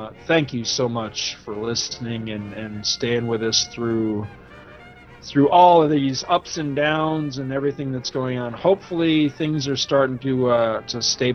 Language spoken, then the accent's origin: English; New York, United States; moved away; also born or lived in Georgia; we're both from New York. And then I was, you know, up until recently living in Georgia.